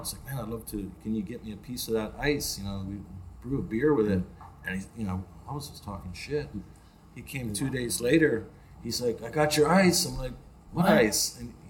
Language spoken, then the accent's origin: English; Pennsylvania, United States